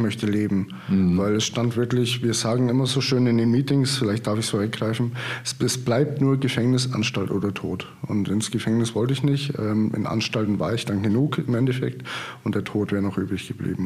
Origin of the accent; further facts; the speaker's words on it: Marktredwitz, Bavaria, Germany; also born or lived in Würzburg; now in Potsdam, Germany; bin aber auch gebürtiger Oberfranke, also 30 Kilometer südlich von Hof ähm, mhm. aus Marktredwitz. Geboren und aufgewachsen